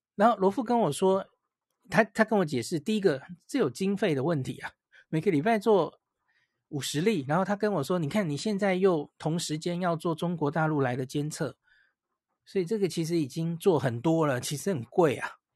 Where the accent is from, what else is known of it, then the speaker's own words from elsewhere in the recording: Taiwan; 我们台湾大概从欧美回来的人占比没有那么多了